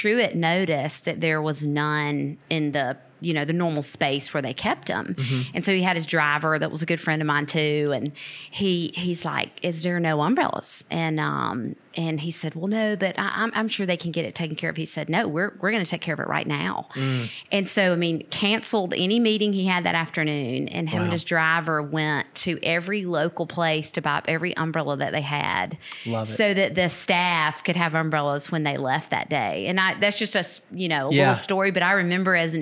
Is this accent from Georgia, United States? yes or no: yes; Lavonia, Georgia, United States; moved away as an adult; now in Americus, United States; I grew up in Northeast Georgia in a little town called Livonia, not Lithonia, okay. Livonia.